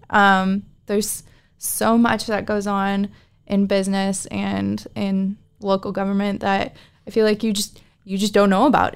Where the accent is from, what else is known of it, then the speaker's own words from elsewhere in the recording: Anchorage, Alaska, United States; I'm from Anchorage, Alaska